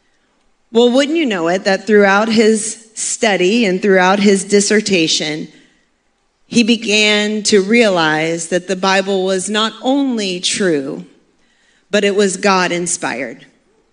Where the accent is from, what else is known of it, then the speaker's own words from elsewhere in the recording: Maine, United States; also born or lived in Cincinnati, Ohio; now in Florida, United States; I grew up in Maine